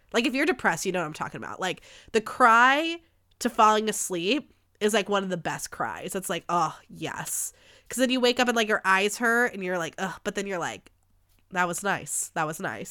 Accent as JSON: {"language": "English", "country": "United States", "said": "As an American society"}